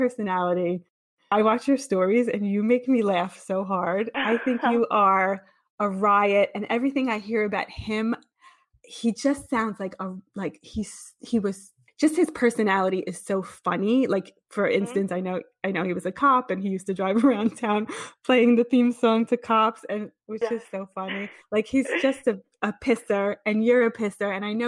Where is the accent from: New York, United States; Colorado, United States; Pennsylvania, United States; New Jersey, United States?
New Jersey, United States; Belleville; I'm from Belleville, New Jersey